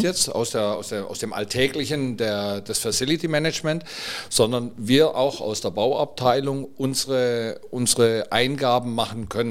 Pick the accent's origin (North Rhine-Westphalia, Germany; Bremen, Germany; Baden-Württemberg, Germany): Baden-Württemberg, Germany; near Metzingen, Stuttgart area; now in Mallorca, Spain; ich komme aus der Nähe von Metzingen, Aha. Stuttgart, ja. ja. aus dem Bereich.